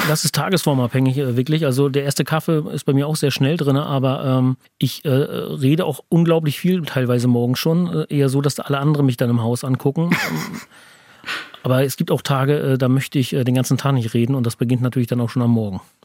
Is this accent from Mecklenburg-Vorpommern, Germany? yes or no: yes; Teterow, Mecklenburg-Vorpommern, Germany; ich bin gebürtiger Tetroer